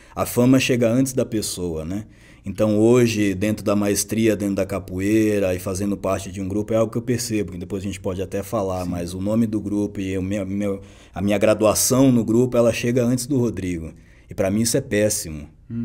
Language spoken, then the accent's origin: Portuguese; São Paulo, Brazil; also born or lived in Belo Horizonte / Botucatu; eu é, nasci lá, é, vim para cá com dois anos de idade, aqui em São Paulo chama Favela Monte Azul, é Zona Sul.